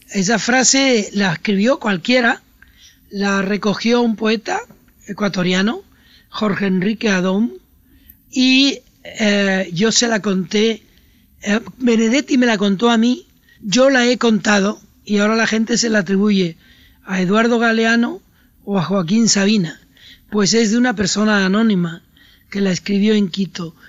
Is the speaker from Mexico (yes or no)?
no; Puerto de la Cruz, Canary Islands, Spain; mi infancia, una infancia de un lugar que se parecía por otra parte a su territorio, a Argelia, mi pueblo en un barranco de, de Tenerife